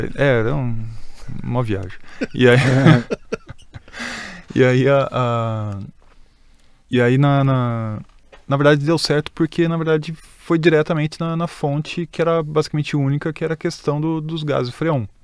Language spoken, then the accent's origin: Portuguese; Greater São Paulo, Brazil; a gente é da Grande São Paulo